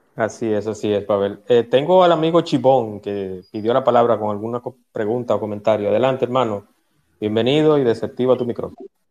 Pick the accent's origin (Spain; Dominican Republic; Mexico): Dominican Republic